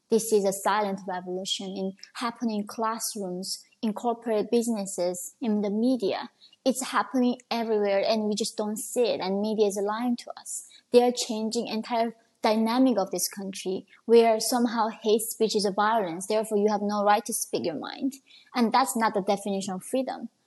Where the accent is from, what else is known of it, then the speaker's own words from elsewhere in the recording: North Korea; also born or lived in China / Chicago; now in New York, United States; I was escaping from North Korea and China